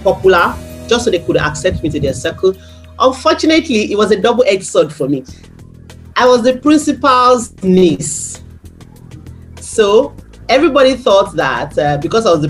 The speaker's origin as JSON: {"language": "English", "town": "Abeokuta", "region": "Ogun State", "country": "Nigeria", "tie": "born or raised there", "said": "growing up in Abeokuta"}